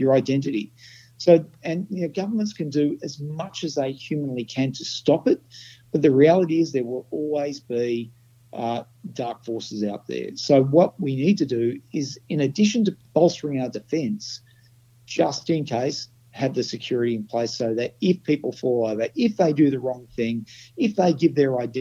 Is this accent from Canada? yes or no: no; Australia; I'm an Australian.